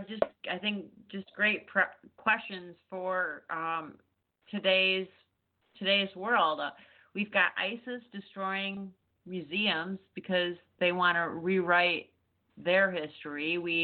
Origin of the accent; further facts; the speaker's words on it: Chicago, Illinois, United States; now in Texas, United States; I'm originally from Chicago, so I'm a Yankee.